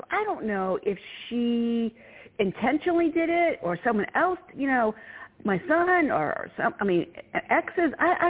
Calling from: Virginia, United States

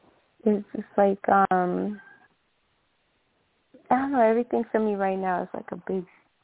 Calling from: New Orleans, Louisiana, United States; I'm calling from New Orleans.

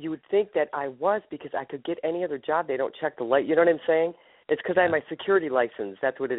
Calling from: Ohio, United States

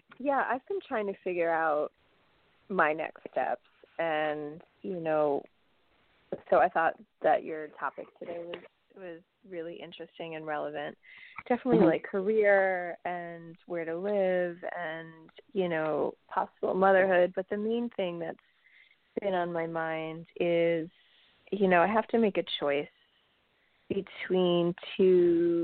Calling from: New York, United States; from New York.

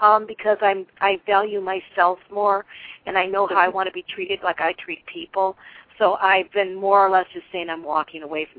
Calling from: Florida, United States; I'm calling from Florida.

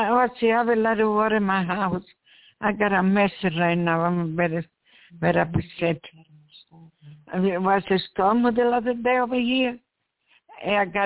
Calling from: New York, United States; English is a second language

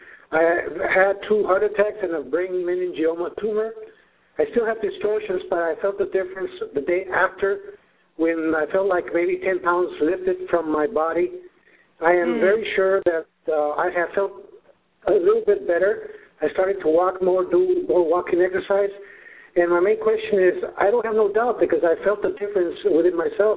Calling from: Mountain View, California, United States; Hello, how are you? I'm from Mountain View, California.

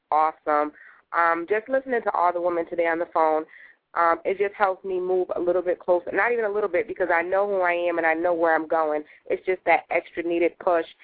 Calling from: Connecticut, United States; I'm calling from Connecticut.

